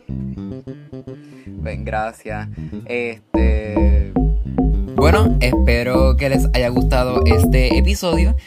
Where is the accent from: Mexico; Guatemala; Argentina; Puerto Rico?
Puerto Rico; somos parte de Estados Unidos